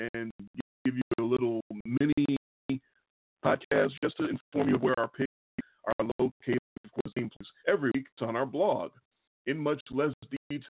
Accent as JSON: {"language": "English", "town": "Chicago", "region": "Illinois", "country": "United States", "tie": "born or raised there", "accent": "Chicago", "said": "we were growing up in Chicago, Illinois. If you can't tell, we're from Chicago by our Chicago accent"}